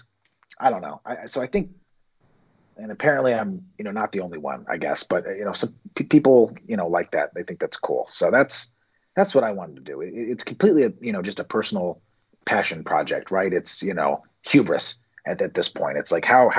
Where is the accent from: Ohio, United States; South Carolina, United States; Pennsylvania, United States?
Ohio, United States; Cincinnati; moved away; I'm from Cincinnati originally